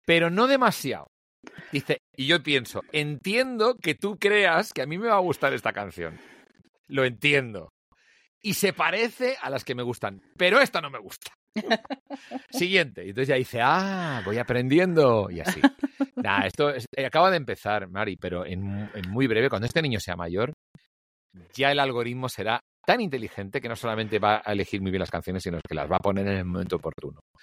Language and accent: Spanish; Barcelona, Catalonia, Spain; now in Madrid, Spain; me crié solo. Aquí el gran tema es que de pronto yo soy hijo único, nací en Barcelona